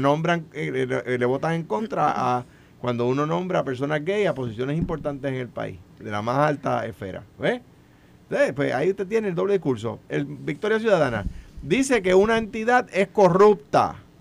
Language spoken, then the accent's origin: Spanish; Puerto Rico; accent: jíbaro (Puerto Rican); yo hablo jibarao